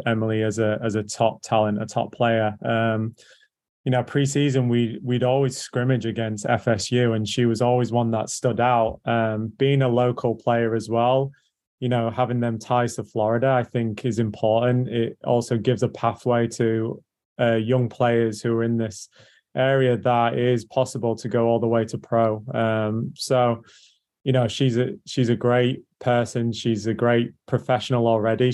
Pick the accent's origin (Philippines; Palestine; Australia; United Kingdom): United Kingdom; England; now in Orlando, United States; as you can tell by my voice, I'm English